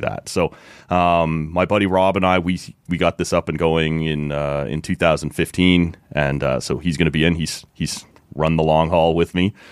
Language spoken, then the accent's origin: English; Oshawa, Ontario, Canada; where I grew up in Oshawa.